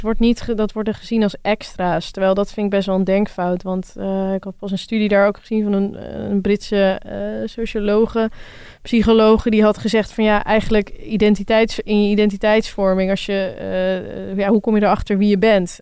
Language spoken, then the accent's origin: Dutch; Rotterdam, South Holland, Netherlands; Ik kom uit Rotterdam